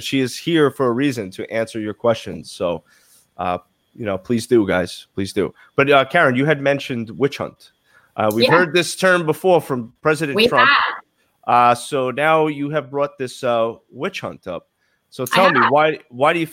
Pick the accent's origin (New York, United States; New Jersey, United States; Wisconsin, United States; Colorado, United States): New York, United States; New York City; accent: Brooklyn; my Brooklyn accent